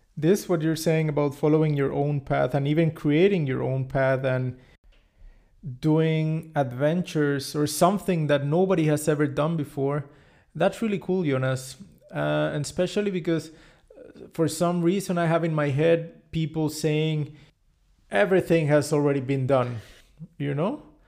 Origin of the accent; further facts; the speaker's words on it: Cancun, Quintana Roo, Mexico; I come from Mexico, and particularly my hometown is Cancun